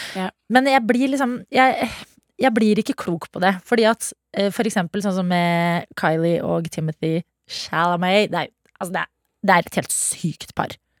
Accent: Sarpsborg, Østfold, Norway; jeg er fra Sarpsborg

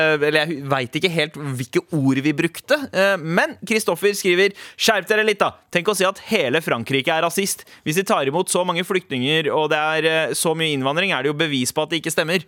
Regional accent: Søndre Nordstrand, Oslo, Norway; also born or lived in India (ancestry); jeg er Søndre Nordstrand

